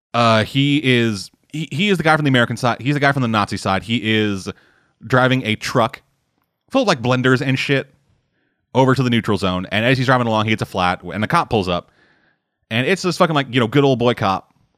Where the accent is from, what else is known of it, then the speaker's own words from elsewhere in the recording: Canada; I'm fucking Canadian